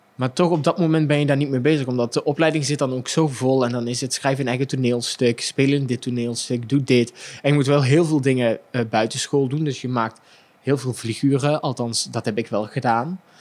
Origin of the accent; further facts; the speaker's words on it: Limburg, Netherlands; accent: singing Limburg accent; ik als Limburger met mijn zingende accent